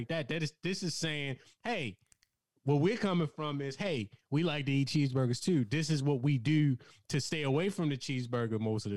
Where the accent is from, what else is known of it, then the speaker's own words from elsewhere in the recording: Baltimore, Maryland, United States; we're from Baltimore